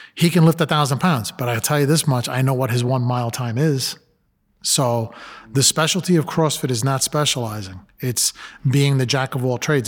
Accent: New York City, New York, United States; I'm a Latino, I grew up in Brooklyn

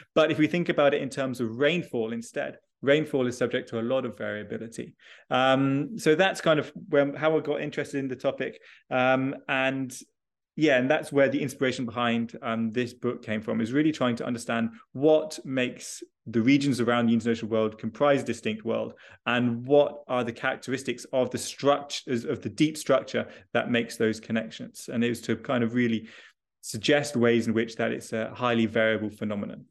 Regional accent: United Kingdom; I am originally British, uh, and I did all my schooling, uh, in the U K.

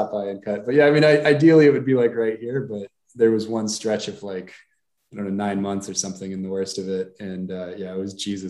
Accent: Seattle, Washington, United States; also born or lived in Marin County, California; I grew up in Marin County in the Bay Area and Seattle. So I was mostly in Seattle.

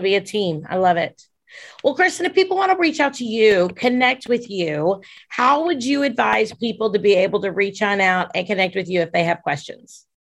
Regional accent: Dubuque, Iowa, United States; moved away; also born or lived in Wisconsin / Winona, Minnesota; I grew up in Iowa and Wisconsin

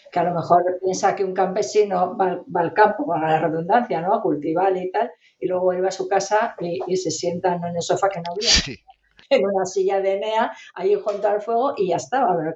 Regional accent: Basque Country, Spain; yo también soy del País Vasco

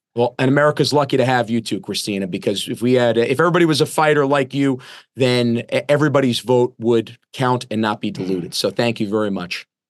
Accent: New York, United States; my home state of New York

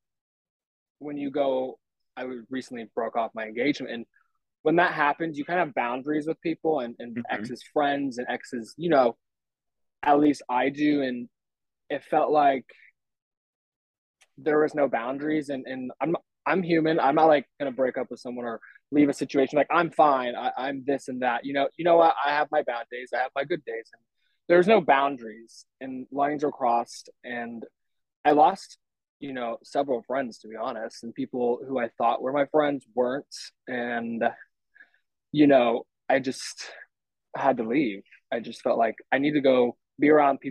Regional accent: Tenino, Washington, United States; now in Los Angeles, United States; I went home for a month to Washington State. I'm from Tenino, so it's a little town

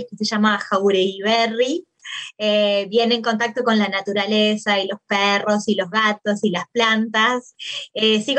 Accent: Maldonado, Uruguay; moved away as an adult; also born or lived in Montevideo, Uruguay / Argentina; eh, soy uruguaya, nací en Uruguay, en una ciudad en, Maldonado, no, la, no en la capital. Nací en la década del 80

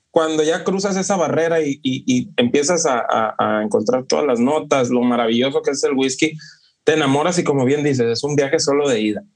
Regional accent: Culiacán, Sinaloa, Mexico; now in Los Angeles, United States; vivo, radico en Los Ángeles y soy de acá de México, ¿no? De, la zona noroeste de México, que es Sinaloa, la provincia de Sinaloa, Culiacán

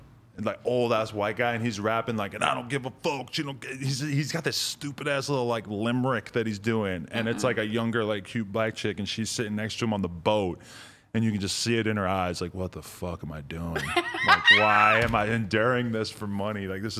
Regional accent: New York City, New York, United States; But as a girl growing up in New York City, you're just taught from a very young age

